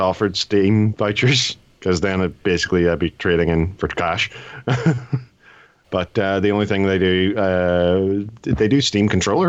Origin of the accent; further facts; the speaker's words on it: Ireland; So being Irish, I get slightly more.